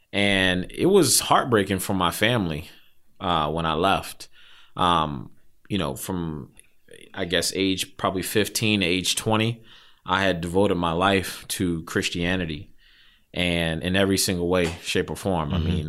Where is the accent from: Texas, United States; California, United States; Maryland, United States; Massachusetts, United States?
Maryland, United States; Silver Spring; Grew up in Silver Spring, from home, you know, born and raised in Montgomery County.